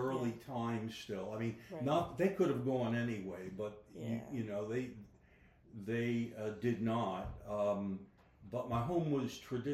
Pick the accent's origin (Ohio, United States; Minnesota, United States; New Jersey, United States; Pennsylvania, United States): Pennsylvania, United States; Philadelphia; I grew up 1451 Devereaux Street, Philadelphia, 3.5 blocks from Temple